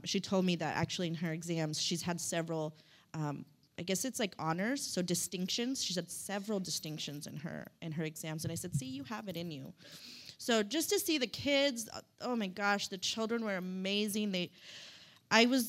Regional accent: Stockton, California, United States; also born or lived in South Sacramento, California; I'm just a regular old girl from Stockton. I'm from South Sac

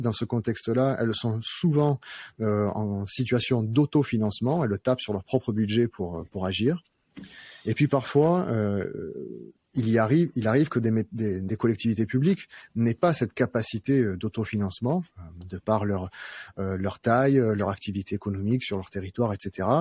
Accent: Arles, Provence-Alpes-Côte d'Azur, France; je suis, je suis un Arlésien. Je suis né à Arles

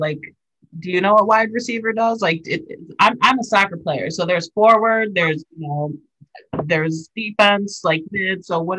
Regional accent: Wisconsin, United States; we're from Wisconsin

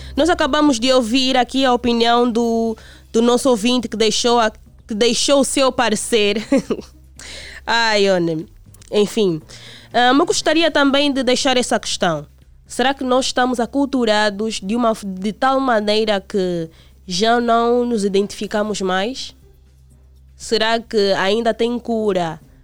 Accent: Angola; como angolanos

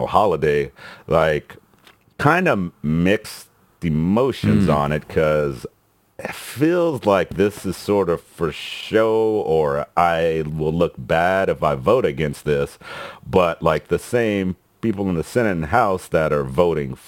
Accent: Texas, United States; growing up in Texas

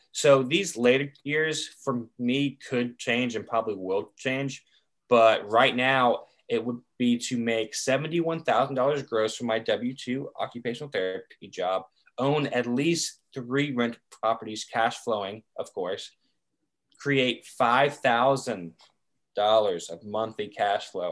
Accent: Chapel Hill, North Carolina, United States; growing up in Chapel Hill

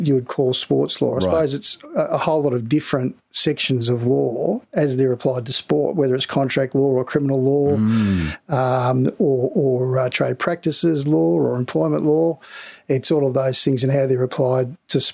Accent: Sydney, New South Wales, Australia; growing up in Balmain

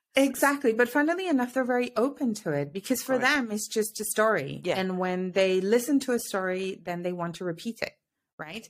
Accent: Mexico; moved away as an adult; also born or lived in United Kingdom / Paris / Amsterdam; now in Switzerland; I'm originally from Mexico. I now live in Switzerland, and I always say via the UK

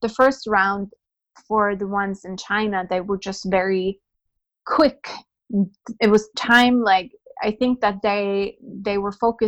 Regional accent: Norway; I am born and raised in Norway

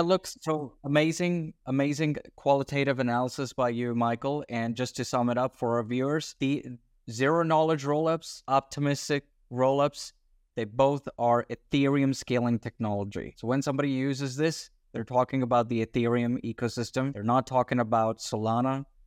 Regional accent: Australia; I'm an Australian citizen.

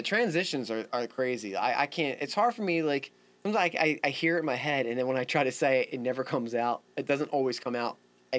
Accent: Philadelphia, Pennsylvania, United States; I tell them I'm from Philly, they're like, you don't sound like you're from Philly.

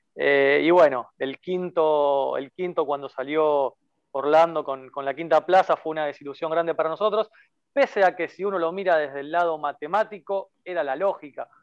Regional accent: Rosario, Santa Fe, Argentina; yo soy de Rosario, ciudad mm. natal de Messi.

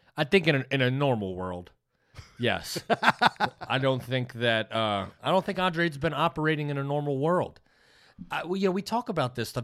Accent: United States; as an American

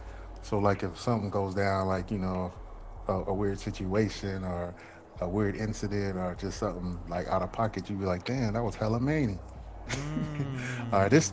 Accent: San Francisco Bay Area, California, United States; More like the Bay Area.

